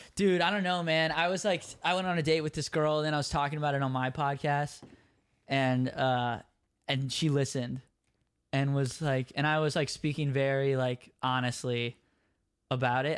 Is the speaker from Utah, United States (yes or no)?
no; Minneapolis, Minnesota, United States; I'm from Minneapolis